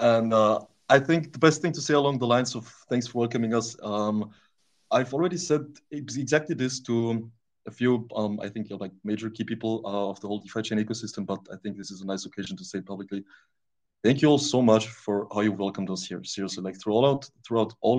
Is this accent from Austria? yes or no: yes; Austria; also born or lived in Romania; I moved to Austria when I was a little kid. So yeah, basically that. I grew up pretty much all my life in Austria